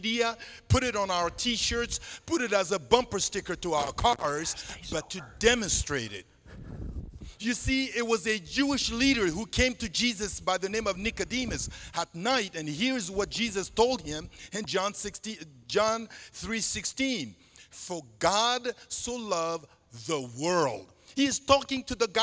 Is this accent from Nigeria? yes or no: no; Central African Republic; first language Sango; English is a second language; moved away; in my native language, Sango, one of the 50 languages spoken in the country where I'm originally from